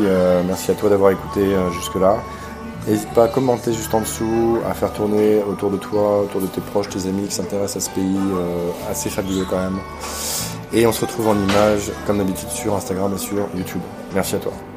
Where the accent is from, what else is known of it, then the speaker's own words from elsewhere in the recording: France; en tant que Français